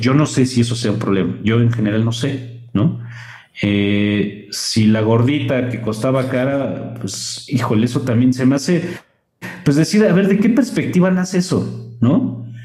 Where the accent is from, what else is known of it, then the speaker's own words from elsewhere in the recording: Mexico; nos asumimos como mexicanos